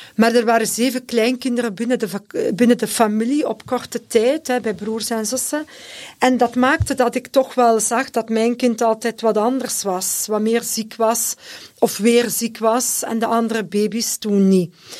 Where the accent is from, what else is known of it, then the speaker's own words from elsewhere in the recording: Leuven, Flanders, Belgium; Ik ben ook afkomstig van Leuven